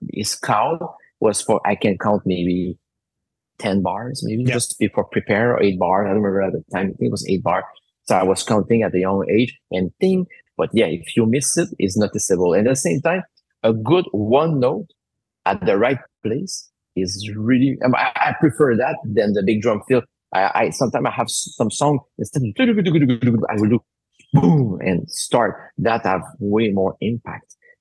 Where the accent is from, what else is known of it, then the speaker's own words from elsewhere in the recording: Alma, Quebec, Canada; I was in my hometown, so it was in Alma